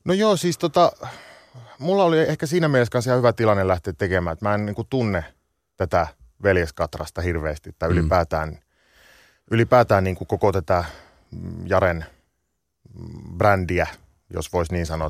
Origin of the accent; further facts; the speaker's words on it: Sonkajärvi, North Savo, Finland; now in London, United Kingdom; mä oon kasvanut Sonkajärvellä, että 25 kisan päässä